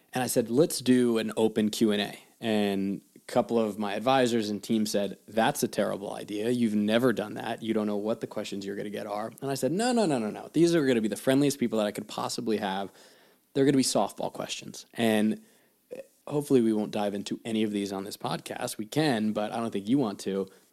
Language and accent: English; New Jersey, United States; moved away as an adult; also born or lived in California / North Carolina / London / New York City; my hometown, my backyard